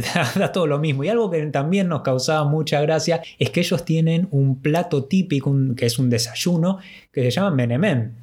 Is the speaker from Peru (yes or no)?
no; Argentina; ser del país del Papa Francisco